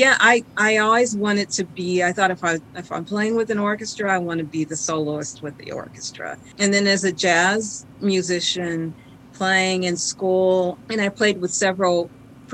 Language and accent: English; Detroit, Michigan, United States; growing up in Detroit and that area, I had a rich upbringing.